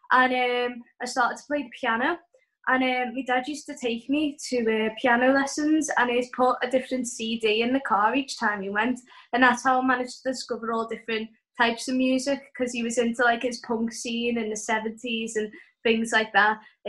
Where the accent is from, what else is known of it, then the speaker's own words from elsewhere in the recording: Liverpool, North West England, United Kingdom; Oh, I'm from Liverpool.